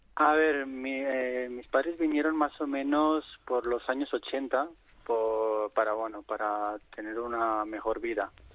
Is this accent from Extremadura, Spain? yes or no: no; Barcelona, Catalonia, Spain; es un sitio donde he crecido